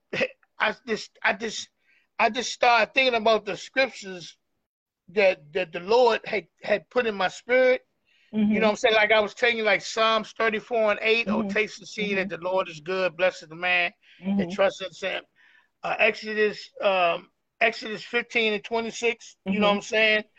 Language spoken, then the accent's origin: English; Washington, District of Columbia, United States; I'm from Northeast D.C.